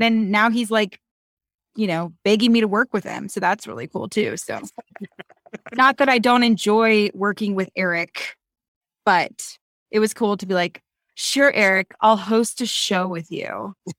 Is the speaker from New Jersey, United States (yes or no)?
no; Reno, Nevada, United States; I'm from Reno